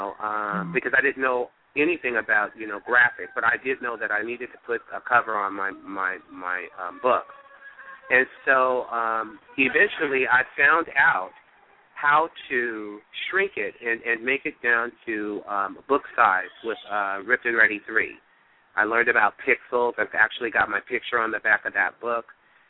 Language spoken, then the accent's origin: English; East Palo Alto, California, United States; also born or lived in Gulfport, Mississippi; I grew up here in the San Francisco Bay Area in a little community called East Palo Alto